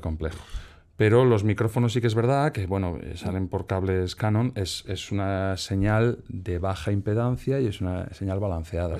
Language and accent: Spanish; Galicia, Spain; moved away as an adult; Yo venía de Galicia, porque yo soy gallego.